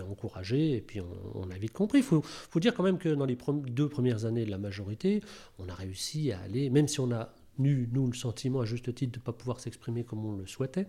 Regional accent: Rambervillers, Grand Est, France; now in Thonon-les-Bains, France; Je suis né dans les Vosges, à Rambervillers

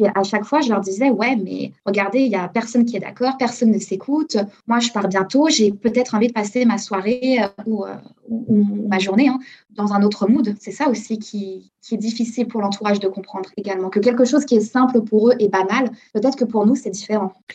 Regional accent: Chambéry, Auvergne-Rhône-Alpes, France; moved away as an adult; also born or lived in New York / Hong Kong; now in Toronto, Canada; je suis originaire de Savoie, dans une ville qui s'appelle Chambéry, les Alpes.

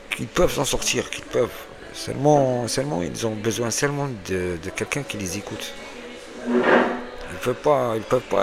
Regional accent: Algeria; moved away as an adult; now in France; je viens d'Algérie. Ça fait deux ans. Ma vie, elle était en Algérie

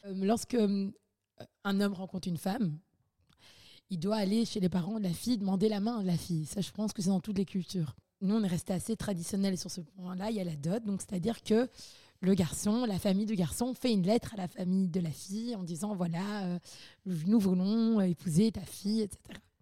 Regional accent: Belgium; j'ai grandi vraiment à la Belge

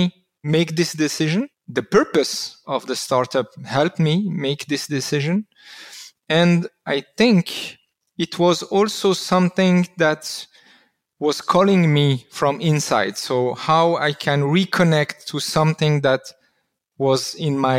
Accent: Constantine, Constantine Province, Algeria; now in Switzerland; I was born in Algeria, in Constantine

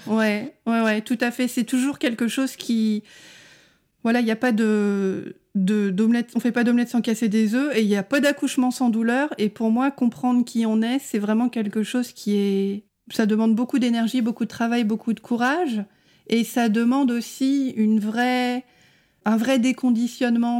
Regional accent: France

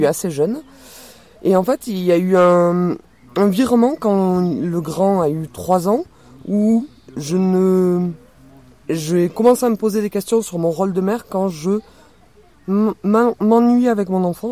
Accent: Toulouse, Occitania, France; accent: accent chantant; je n'ai pas d'accent chantant, je viens de Toulouse.

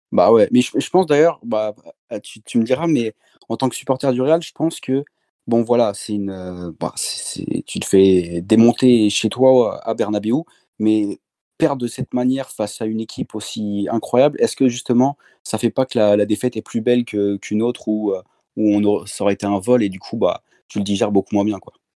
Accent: Rennes, Brittany, France; moved away; also born or lived in French Antilles; je suis, je suis de Rennes, donc euh, j'ai commencé à supporter le Stade Rennes, forcément. Puis après, j'ai déménagé aux Antilles

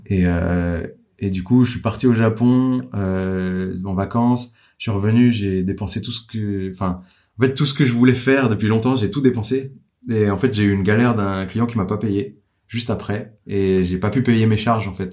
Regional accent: Dijon, Bourgogne-Franche-Comté, France; je viens de Dijon, euh, mon père est garagiste

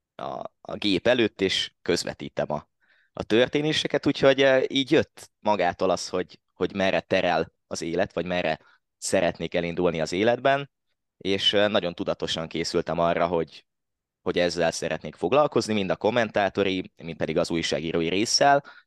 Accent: Hódmezővásárhely, Csongrád-Csanád, Hungary; én eredetileg hódmezővásárhelyi vagyok. Most is ott élek

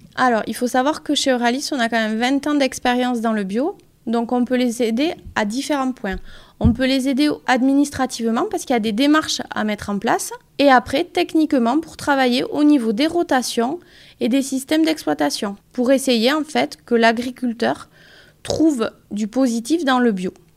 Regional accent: Pyrénées-Atlantiques, Nouvelle-Aquitaine, France; also born or lived in Lyon; je suis originaire des Pyrénées-Atlantiques

